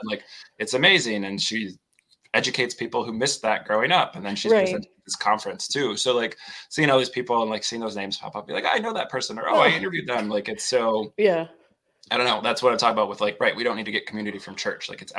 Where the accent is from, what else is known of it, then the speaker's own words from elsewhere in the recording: the South, United States; I grew up in the South. Of course I have religious trauma.